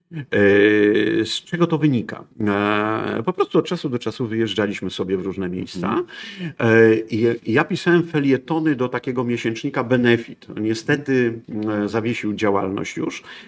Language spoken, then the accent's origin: Polish; Poland; Jestem z Polski, u, to tragedia, bo nie, nie bogaty Niemiec, tylko Polak